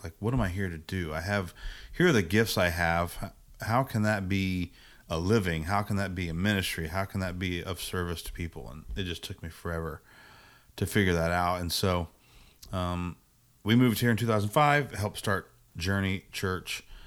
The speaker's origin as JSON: {"language": "English", "region": "Indiana", "country": "United States", "tie": "born or raised there", "also_born_or_lived": "Virginia", "said": "I grew up in Indiana"}